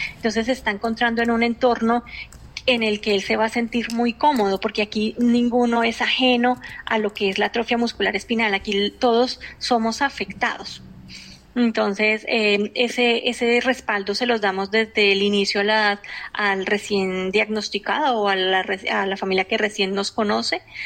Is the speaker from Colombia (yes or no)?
yes; Colombia; moved away; also born or lived in Spain; yo soy colombiana